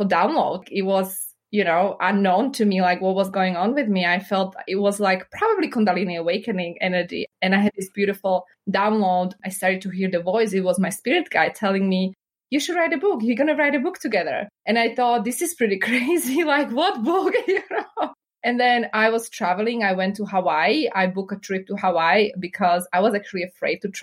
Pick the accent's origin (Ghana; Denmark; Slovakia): Slovakia; English is a second language; moved away as an adult; also born or lived in Chicago, United States / New York, United States; now in United States; I was born and raised in Slovakia